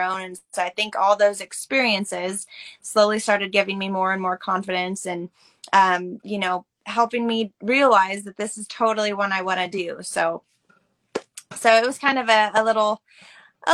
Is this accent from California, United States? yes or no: no; Canby, Oregon, United States; I was born and raised in Oregon, a small town called Canby, and actually grew up on a century farm